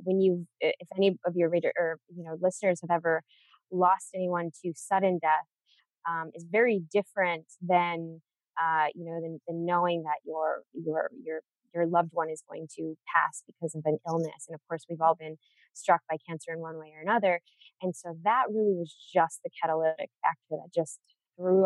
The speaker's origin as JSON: {"language": "English", "town": "Chicago", "region": "Illinois", "country": "United States", "tie": "born or raised there", "said": "I was born and raised in Chicago."}